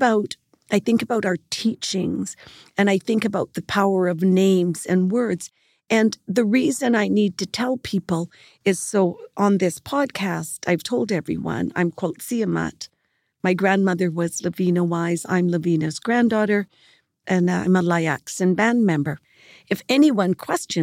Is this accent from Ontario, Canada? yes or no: no; Snuneymuxw, British Columbia, Canada; where I'm from being from Snanemo